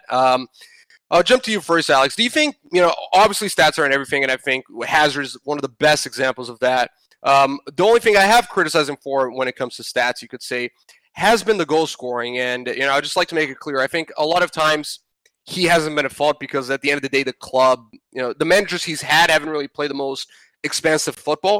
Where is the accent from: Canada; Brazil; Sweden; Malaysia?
Brazil; my home country